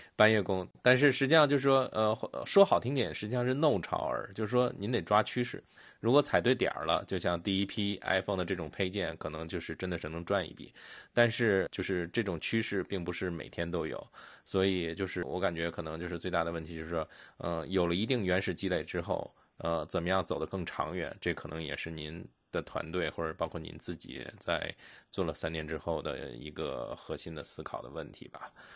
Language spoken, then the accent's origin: Chinese; Beijing, China; 因为我是北京人嘛，就是我小时候北京那边